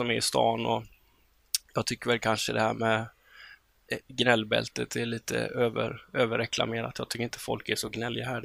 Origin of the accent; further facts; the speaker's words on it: Gothenburg, Västra Götaland, Sweden; now in Örebro, Sweden; man hör på dialekten att jag är från Göteborg, men när jag åker till Göteborg så säger de man